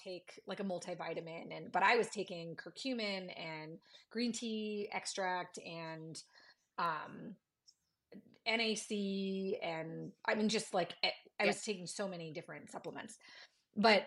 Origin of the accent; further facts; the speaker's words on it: Midwest, United States; I'm from the Midwest. I grew up on meat and potatoes